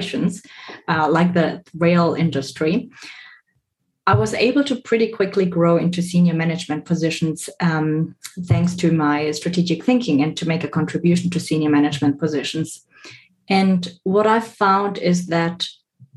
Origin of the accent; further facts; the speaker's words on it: Stuttgart, Baden-Württemberg, Germany; moved away as an adult; also born or lived in Bolivia / Southeast Asia / Australia; I was born in Bolivia, raised in Germany, but then later on moved to work in Southeast Asia and Australia.